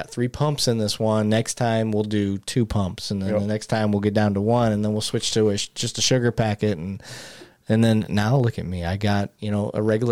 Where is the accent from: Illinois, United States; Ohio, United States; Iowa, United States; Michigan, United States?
Michigan, United States; being from Michigan